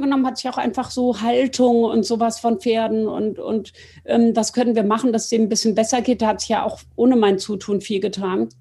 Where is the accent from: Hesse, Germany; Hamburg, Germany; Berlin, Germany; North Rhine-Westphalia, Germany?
Hesse, Germany; near Frankfurt am Main; ich bin bei Tomburg bei Frankfurt am Main aufgewachsen